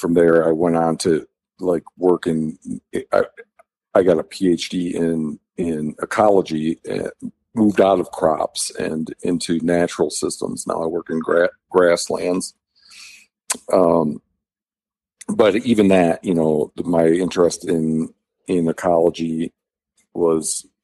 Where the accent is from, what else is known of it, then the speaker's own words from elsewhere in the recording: Michigan, United States; now in Montana, United States; I was raised in Michigan in kind of a rural community